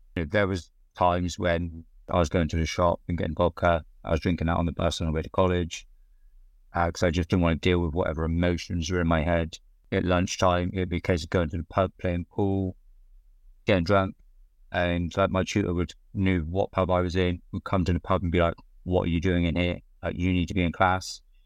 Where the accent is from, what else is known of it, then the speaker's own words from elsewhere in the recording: South West England, United Kingdom; I grew up in Southwest England. Tiny little market town where everybody knows each other